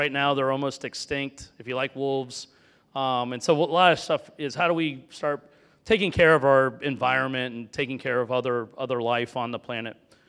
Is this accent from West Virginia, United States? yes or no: no; Florida, United States; I grew up in Florida with a lot of animals.